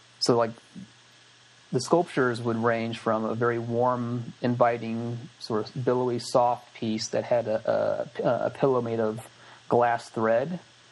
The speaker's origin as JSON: {"language": "English", "region": "Midwest", "country": "United States", "tie": "born or raised there", "said": "the color palette that I grew up around in the Midwest is it's kind of minimal to in the farmlands."}